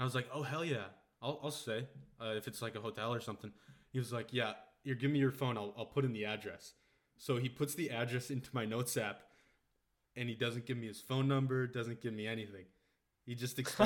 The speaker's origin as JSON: {"language": "English", "region": "Wisconsin", "country": "United States", "moved": "as an adult", "lives_now": "Germany"}